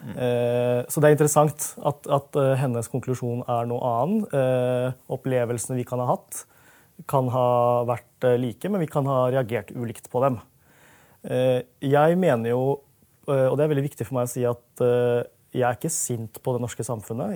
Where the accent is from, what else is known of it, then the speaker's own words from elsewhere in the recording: Norway; also born or lived in London; jeg er norsk, og jeg er norsk på min måte